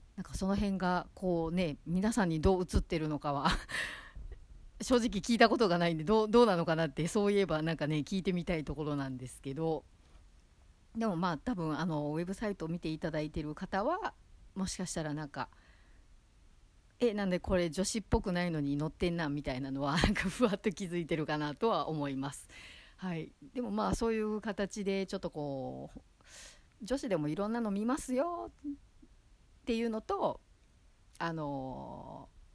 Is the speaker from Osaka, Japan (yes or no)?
yes; Osaka, Japan; now in Tokyo, Japan; 元々こう、地元が大阪なんで